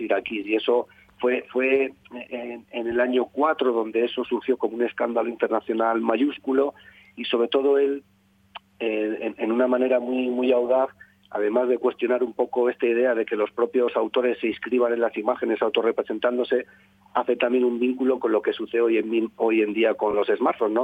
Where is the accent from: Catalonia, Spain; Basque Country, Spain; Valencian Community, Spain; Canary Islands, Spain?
Basque Country, Spain; Durango; yo nací en Durango, que eso está en la provincia de Vizcaya